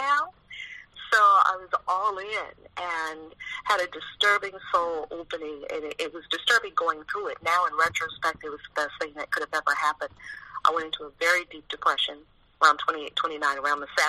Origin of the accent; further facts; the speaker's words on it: New York City, New York, United States; I was born and raised in New York City in Harlem, right in the middle of the hood